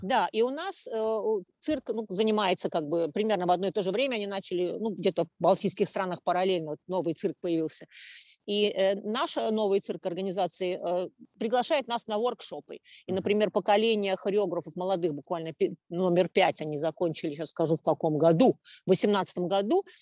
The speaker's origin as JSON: {"language": "Russian", "region": "Riga", "country": "Latvia", "tie": "born or raised there", "said": "я родилась в Риге"}